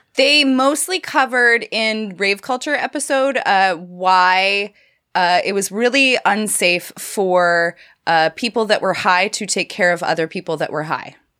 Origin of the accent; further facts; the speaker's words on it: Canada; I'm a Canadian